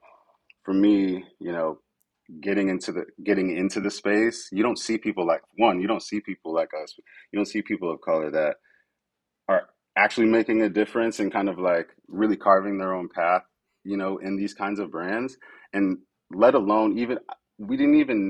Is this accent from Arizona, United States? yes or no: no; Connecticut, United States; moved away; I'm from Connecticut, back home in Connecticut.